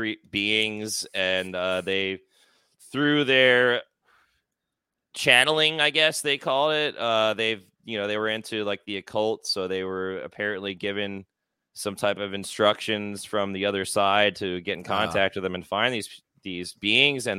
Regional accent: Philadelphia, Pennsylvania, United States; moved away; also born or lived in South Florida; I'm originally from Philadelphia

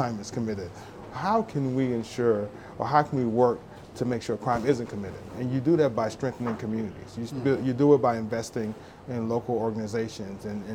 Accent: Dallas, Texas, United States; growing up in Dallas, Texas in the 80s

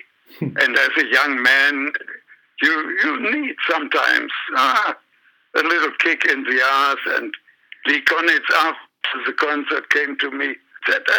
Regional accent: Remscheid, North Rhine-Westphalia, Germany; I still was at school in my hometown in Remscheid

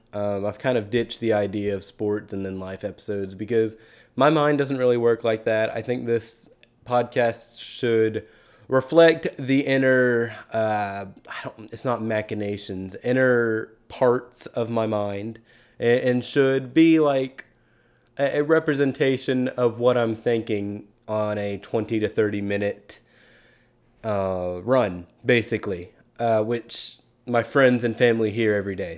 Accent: Keller, Texas, United States; moved away; I drove back to Keller for a little bit back to my hometown

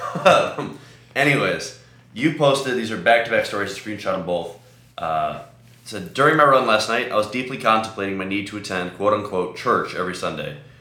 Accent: Chicago, Illinois, United States; I'm from Chicago

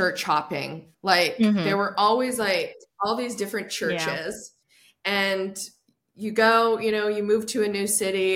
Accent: Bend, Oregon, United States; I was born in Bend, Oregon, and there was a super conservative church that my parents went

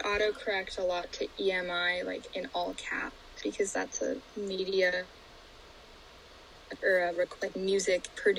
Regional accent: Vancouver, British Columbia, Canada; As Ella mentioned, I was born and raised in Vancouver, and we've been friends since we were like 3. I have dual citizenship, so I'm American and Canadian.

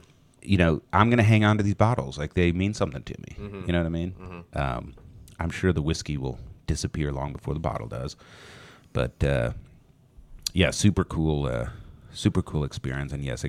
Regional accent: Scotland, United Kingdom; I'm Scottish. I can't just drink a shot.

